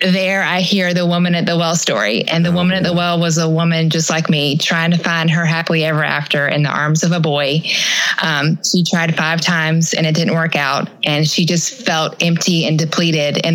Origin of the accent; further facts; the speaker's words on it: Atlanta, Georgia, United States; also born or lived in Statesboro, Georgia; I grew up in Atlanta, Georgia